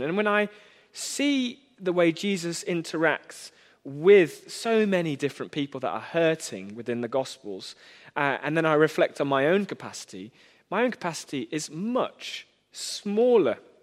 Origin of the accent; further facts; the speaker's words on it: United Kingdom; I am British in nearly every way